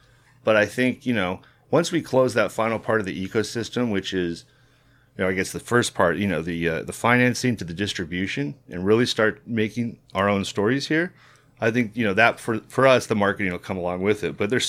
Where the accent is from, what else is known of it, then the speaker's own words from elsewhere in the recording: College Park, Georgia, United States; this happened to me growing up in College Park, you know